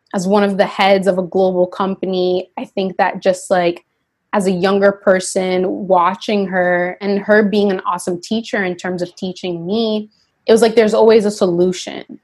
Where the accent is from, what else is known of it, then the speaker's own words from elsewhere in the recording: Yonkers, New York, United States; I grew up in Yonkers, New York